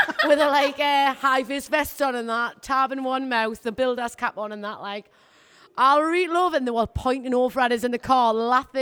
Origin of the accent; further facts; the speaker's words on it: Hebburn, North East England, United Kingdom; I'm from Hebburn